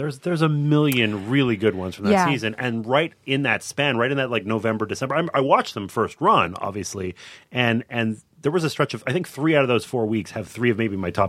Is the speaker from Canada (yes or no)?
yes; Montreal, Quebec, Canada; So I grew up in Montreal.